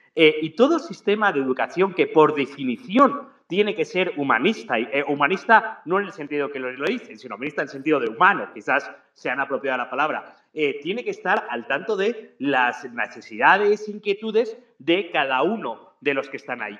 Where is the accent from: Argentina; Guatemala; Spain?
Spain; now in Ecuador; yo no es porque sea español